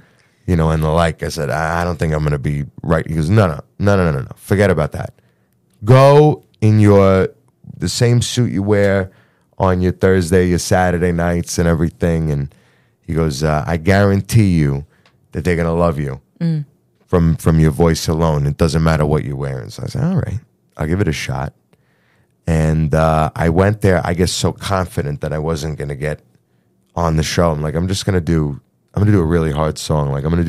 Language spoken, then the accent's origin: English; New York, United States; I'm some Goomba from New York